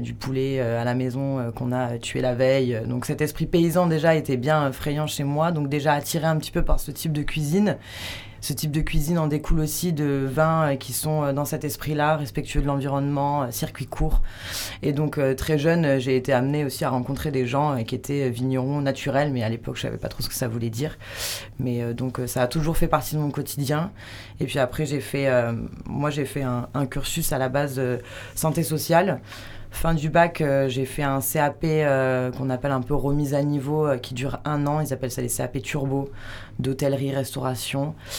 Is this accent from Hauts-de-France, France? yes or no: no; Toulouse, Occitania, France; moved away as an adult; also born or lived in Biarritz / Chamonix / Bayonne; now in Hossegor, France; À la base de Toulouse